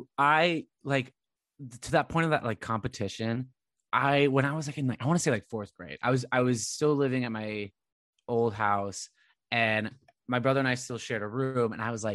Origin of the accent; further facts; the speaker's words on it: Coto de Caza, California, United States; where I grew up in Cota de Casa